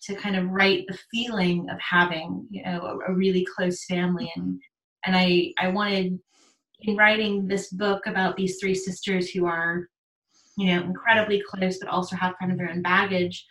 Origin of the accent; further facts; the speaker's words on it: New Orleans, Louisiana, United States; I grew up in New Orleans